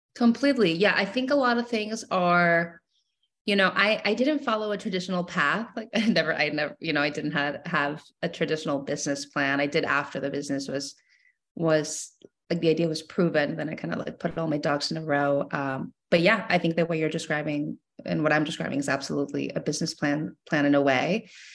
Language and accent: English; Mexico; moved away; I was born and raised in Mexico, so I grew up loving chamoy my entire life